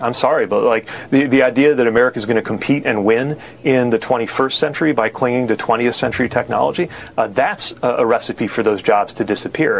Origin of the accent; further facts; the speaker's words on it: the industrial Midwest, United States; I grew up in the industrial Midwest